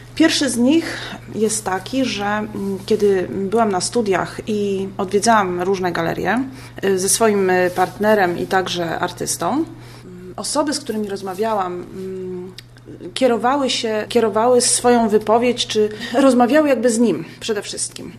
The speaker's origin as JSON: {"language": "Polish", "country": "Poland", "said": "ja jestem z Polski"}